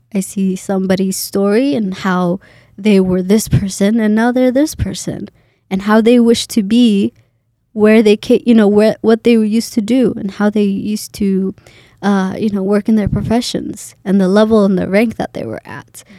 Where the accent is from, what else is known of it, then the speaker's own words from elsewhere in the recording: Boise, Idaho, United States; moved away as an adult; also born or lived in Kenya; now in Minnesota, United States; for Idaho, even though it's my hometown, I'm from here